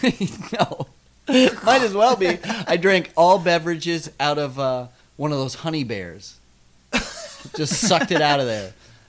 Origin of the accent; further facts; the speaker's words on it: South Dakota, United States; growing up in South Dakota, and there's electric fences.